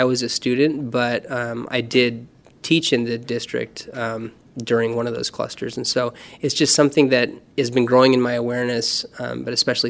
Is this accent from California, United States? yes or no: yes; Palo Alto, California, United States; I grew up in Palo Alto